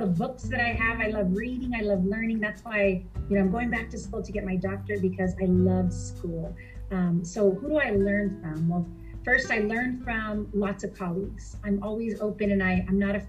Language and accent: English; Greenfield, California, United States; also born or lived in Fresno; I grew up in Greenfield here in Monterey County, California